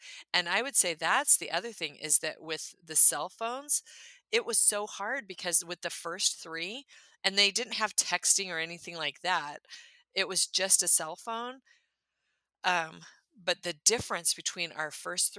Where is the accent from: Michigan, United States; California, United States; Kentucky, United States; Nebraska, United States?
California, United States; moved away as an adult; also born or lived in Minnesota; now in Tennessee, United States; I'm from California